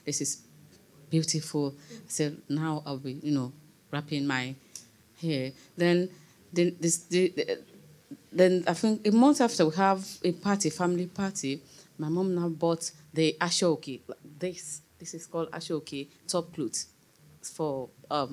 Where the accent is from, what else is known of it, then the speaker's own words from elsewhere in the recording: Nigeria; moved away; where I grew up in Nigeria